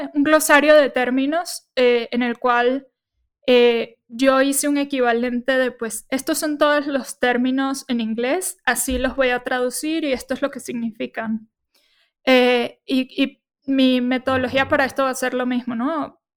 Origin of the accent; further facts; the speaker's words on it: Caracas, Venezuela; moved away as an adult; now in Mexico City, Mexico; nací en Venezuela, estuve viviendo en Caracas.